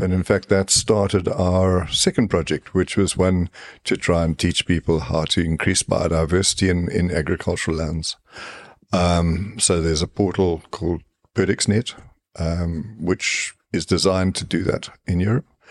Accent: Zimbabwe; now in South Africa; I grew up in Rhodesia, what now what is now Zimbabwe

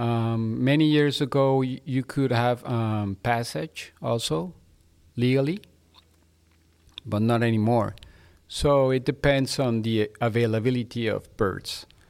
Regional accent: Mexico City, Mexico; now in Monterrey, Mexico; I was born in Mexico City.

